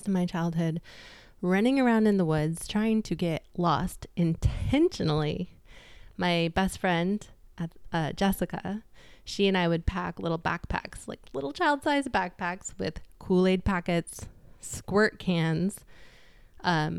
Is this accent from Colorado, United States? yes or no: yes; Jamestown, Colorado, United States; also born or lived in Boulder, Colorado; I'm really, truly from Colorado